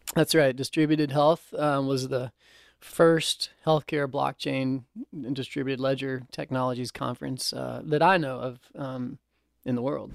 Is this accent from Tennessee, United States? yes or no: yes; Nashville, Tennessee, United States; also born or lived in Chapel Hill; born and raised in Nashville